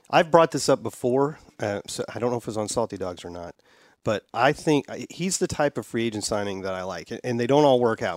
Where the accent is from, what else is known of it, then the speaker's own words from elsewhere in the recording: St. Louis, Missouri, United States; I, I grew up in Saint Louis